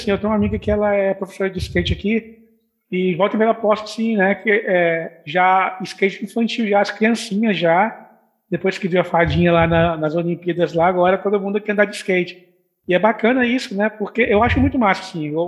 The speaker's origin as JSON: {"language": "Portuguese", "region": "Minas Gerais", "country": "Brazil", "lives_now": "Vitória, Brazil", "said": "Eu moro em Vitória tem 11 anos, mas eu, já eu já faço capixaba. Eu falei, não, ainda é mineiro ainda."}